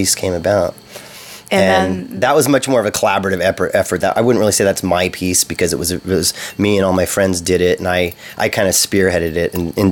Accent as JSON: {"language": "English", "town": "Santa Cruz", "region": "California", "country": "United States", "said": "I'm from Santa Cruz."}